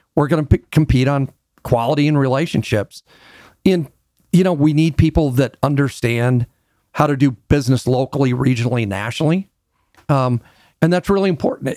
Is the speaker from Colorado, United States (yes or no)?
yes; Denver, Colorado, United States; I'm a Denver native. Very few of us around anymore. And I had a real unique experience to grow up, um, in Denver